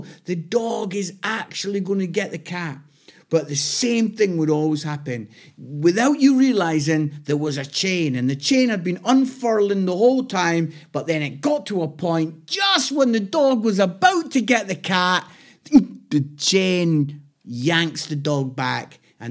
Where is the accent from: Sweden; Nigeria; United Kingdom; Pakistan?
United Kingdom; Scotland; now in Nottingham, United Kingdom; I'm Scottish. I live in Nottingham